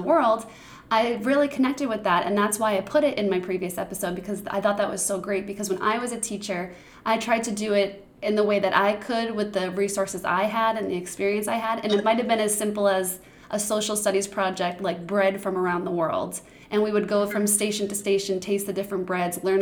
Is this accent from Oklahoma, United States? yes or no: no; Boston, Massachusetts, United States; I'm from Boston.